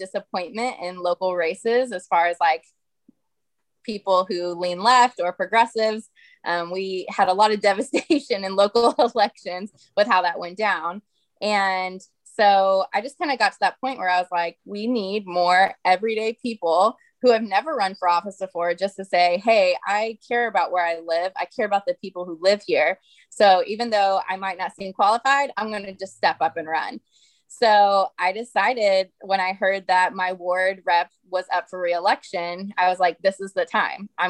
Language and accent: English; Oklahoma City, Oklahoma, United States; also born or lived in Tulsa, Oklahoma / Norman, Oklahoma / The Village, Oklahoma; And then I grew up in Southeast Oklahoma City.